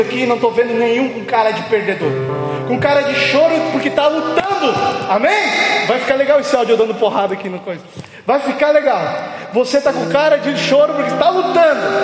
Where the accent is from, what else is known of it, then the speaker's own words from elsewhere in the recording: Barra Velha, Santa Catarina, Brazil; sou lá de Barra Velha